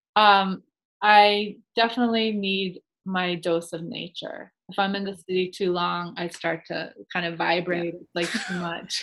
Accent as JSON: {"language": "English", "region": "Massachusetts", "country": "United States", "tie": "born or raised there", "also_born_or_lived": "New York City", "moved": "as an adult", "said": "I grew up in Massachusetts"}